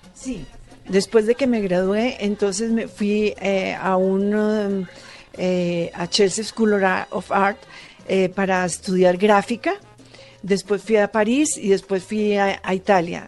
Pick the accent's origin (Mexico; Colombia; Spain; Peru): Colombia; Manizales, Caldas; yo soy de Manizales y vengo de una zona donde las casas las pintan de todos los colores.